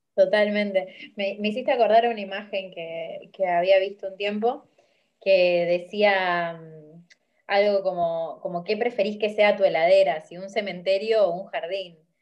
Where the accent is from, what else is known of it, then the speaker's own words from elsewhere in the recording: Rosario, Santa Fe, Argentina; soy de Rosario, en Argentina